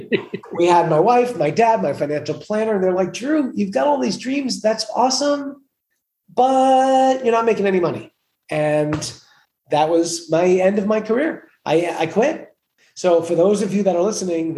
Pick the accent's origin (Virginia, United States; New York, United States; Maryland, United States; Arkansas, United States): New York, United States; New York City; I'm from New York. I grew up in Queens, New York, a place suited for kings